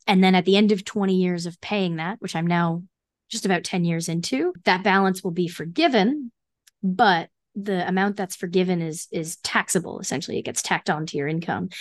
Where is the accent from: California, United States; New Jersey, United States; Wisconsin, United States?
New Jersey, United States; I grew up in New Jersey, so I commuted into the city one day a week